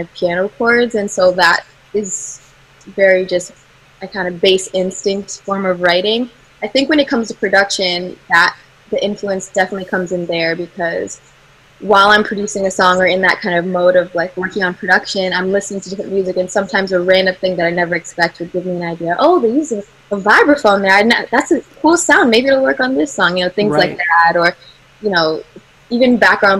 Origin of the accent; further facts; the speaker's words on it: United States; I've grown up in America